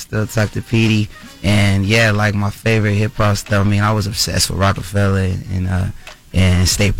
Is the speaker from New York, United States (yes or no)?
no; Oxnard, California, United States; now we just so happen to be in Oxnard, which happens to be my hometown, too.